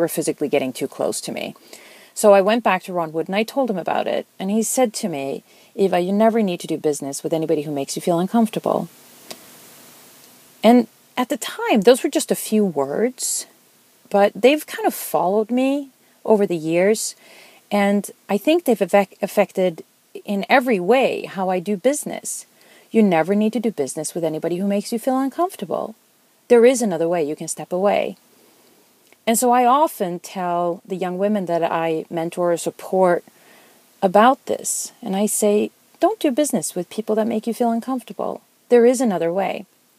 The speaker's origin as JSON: {"language": "English", "country": "Sweden", "moved": "yes", "said": "My first job was in Santa Clara. I came over from Sweden in the 90s and was hired by a company there selling digital video editing boards."}